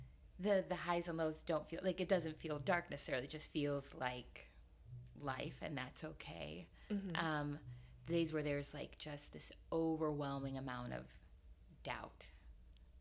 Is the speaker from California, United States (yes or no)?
yes; California, United States; moved away as an adult; now in New York, United States; I'm from California originally